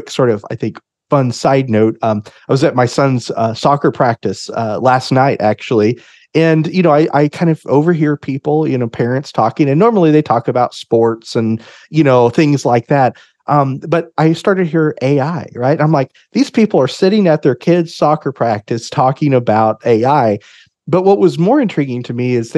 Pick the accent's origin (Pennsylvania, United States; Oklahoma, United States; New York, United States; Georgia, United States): Oklahoma, United States; Oklahoma City; I am from the Oklahoma City area and live here with my family.